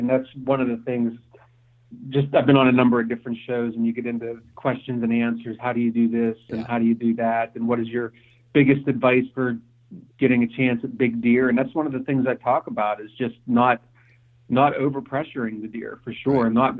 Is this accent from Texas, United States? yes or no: no; Pennsylvania, United States; also born or lived in Ohio; my family and I moved back to Pennsylvania, where my wife and I both grew up here, and we moved back to Pennsylvania from Ohio.